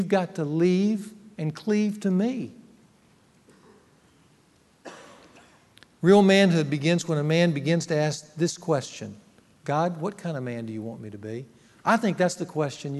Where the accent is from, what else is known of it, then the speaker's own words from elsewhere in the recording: Ruston, Louisiana, United States; moved away; Ruston, my hometown